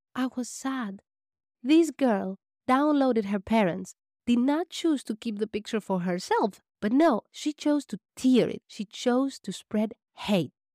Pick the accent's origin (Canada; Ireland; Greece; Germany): Greece; also born or lived in Albania / Athens; I was raised in Greece